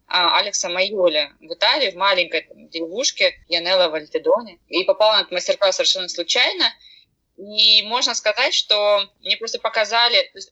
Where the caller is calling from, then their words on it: Rostov-on-Don, Rostov Oblast, Russia; я говорю из Ростова-на-Дону.